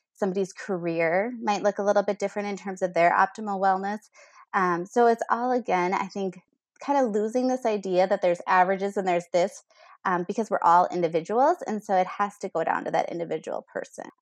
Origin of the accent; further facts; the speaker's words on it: Minnesota, United States; I'm from Minnesota here, a homegrown girl.